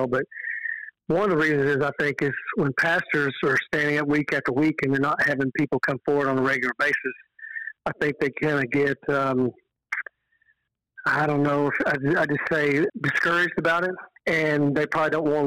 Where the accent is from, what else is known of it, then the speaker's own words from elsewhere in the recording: Texas, United States; I'm from Texas." She said, "Yeah, I can tell by the accent."